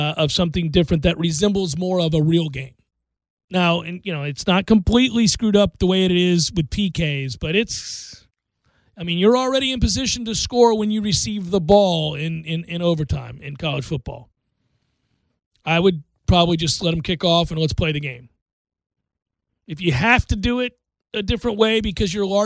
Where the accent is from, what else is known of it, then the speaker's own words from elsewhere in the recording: United States; I'm just an American guy who grew up playing soccer